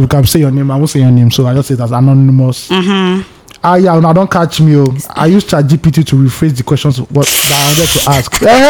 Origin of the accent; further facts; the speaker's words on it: Ireland; I'm actually from Ireland, and I have followed you guys from the beginning of the pod.